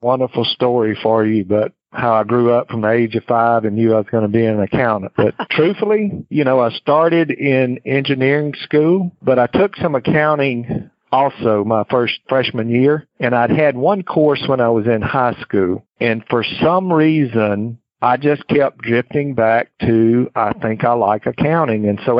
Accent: Mississippi, United States; also born or lived in Houston, Texas; I moved from my home state of Mississippi to Houston, Texas. Spent almost 3 years with them before I decided to move back to Mississippi.

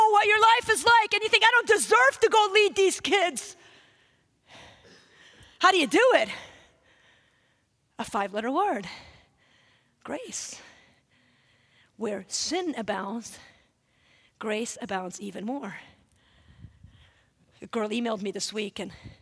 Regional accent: Wisconsin, United States; I'm from Wisconsin

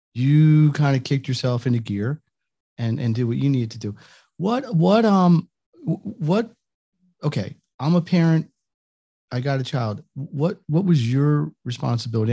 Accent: Northeast, United States; I'm from the Northeast

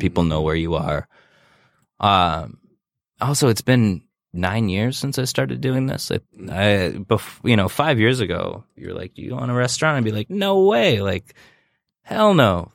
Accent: Royal Oak, Michigan, United States; grew up in Royal Oak, and I got a job at Noblefish when I was sixteen

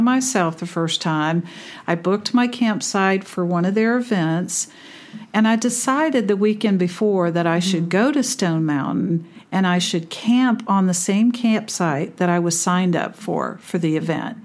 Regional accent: California, United States; also born or lived in Naha, Okinawa, Japan; I grew up in California

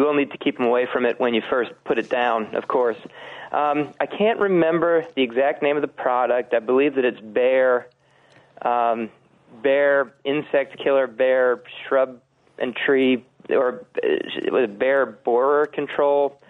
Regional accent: Philadelphia, Pennsylvania, United States; also born or lived in Georgia; now in Minnesota, United States; I grew up in Philadelphia, not too far away from where they're actually introduced back in the teens, and then went down to Georgia where they were also, and now I'm in Minnesota

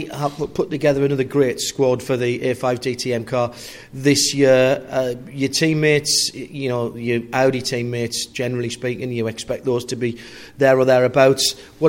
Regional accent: Sunderland, North East England, United Kingdom; I come from Sunderland, up in the North East.

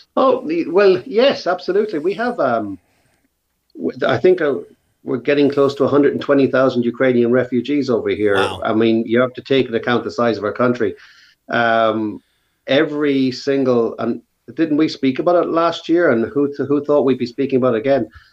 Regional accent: Ireland; we're a very middle of the road country, and so it's it's a safe environment to work in. And we are English speaking on the edge of Europe.

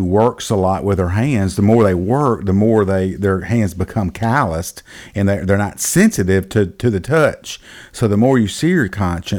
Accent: Rialto, California, United States; I grew up in Rialto. We used to go down to Billy Farmer's, Billy Farmer's little store down there by the railroad track.

